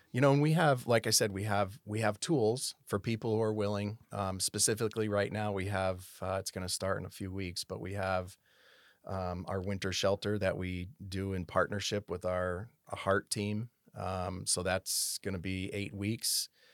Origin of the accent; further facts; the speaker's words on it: South Hadley, Massachusetts, United States; moved away as an adult; also born or lived in Connecticut / Tampa, Florida; now in Rancho Cordova, United States; I was born in South Hadley, Massachusetts. Um, I grew up in South Hadley, Massachusetts, went, went, uh, all the way through high school.